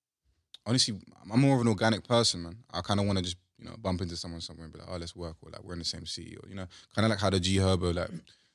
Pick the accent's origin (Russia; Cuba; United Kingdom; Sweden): United Kingdom; also born or lived in Africa; I'm British.